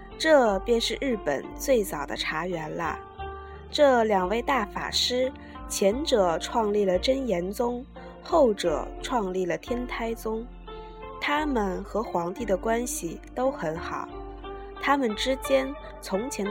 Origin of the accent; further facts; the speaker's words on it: China; 作为中国人的我，之所以要在这里专门叙述日本茶道，乃是因为日本茶道的确与中国之茶学有着儿女与母亲般的血缘关系。